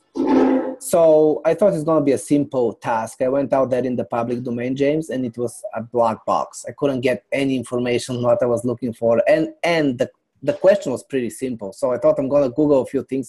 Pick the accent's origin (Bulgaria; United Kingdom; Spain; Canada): Bulgaria; now in New York City, United States; I'm originally from Bulgaria. I came here in New York City many years ago